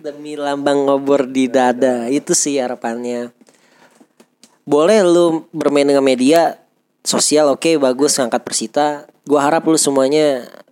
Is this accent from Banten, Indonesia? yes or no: yes; Tangerang, Banten, Indonesia; sebagai warga Tangerang